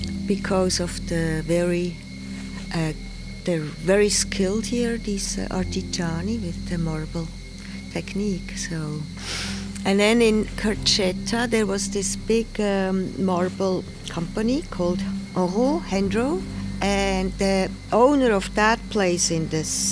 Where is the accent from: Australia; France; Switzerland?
Switzerland; moved away as an adult; also born or lived in United States / Pietrasanta, Italy; I'm from Switzerland. But then I left for the United States when I was 28